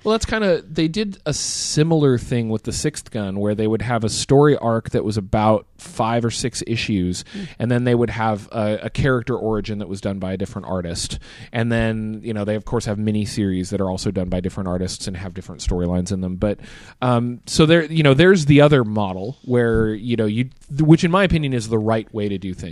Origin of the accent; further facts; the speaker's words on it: United States; as an American, you grow up knowing that Europe exists